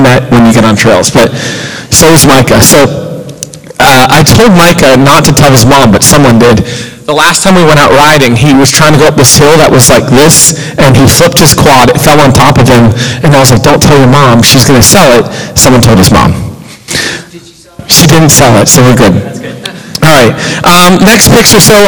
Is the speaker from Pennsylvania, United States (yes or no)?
yes; Pittsburgh, Pennsylvania, United States; moved away as an adult; also born or lived in Youngstown, Ohio; I'm from Pittsburgh, and I ended up in Youngstown, Ohio in Victory School Ministry